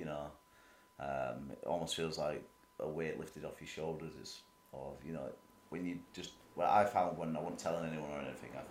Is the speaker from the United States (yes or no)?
no; Leeds, Yorkshire and the Humber, United Kingdom; We're a family, we're from Leeds.